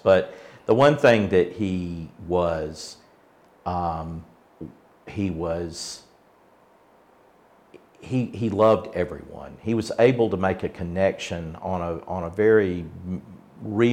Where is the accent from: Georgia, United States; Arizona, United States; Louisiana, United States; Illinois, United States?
Georgia, United States; Atlanta; also born or lived in East Point, Georgia; now in Americus, United States; I grew up in Atlanta. I mean, I was born in St. Joseph's Hospital in Atlanta, and grew up, my parents were, you know, moved to the burbs, suburbs, East Point area